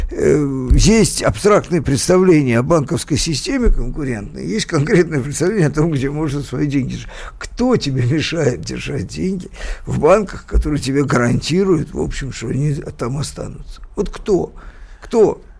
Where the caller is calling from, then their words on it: Stavropol, Stavropol Krai, Russia; а, из Ставрополя, той недели неделе звонил, да-да